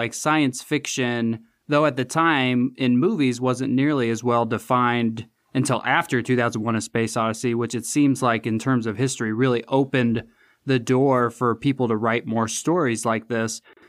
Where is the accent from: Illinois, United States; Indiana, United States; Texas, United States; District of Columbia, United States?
Indiana, United States; I'm from Central Indiana